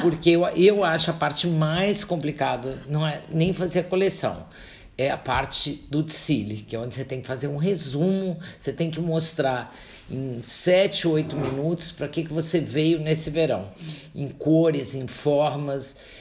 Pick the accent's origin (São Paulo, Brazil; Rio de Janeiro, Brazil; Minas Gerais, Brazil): São Paulo, Brazil; Santos; eu sou paulista de Santos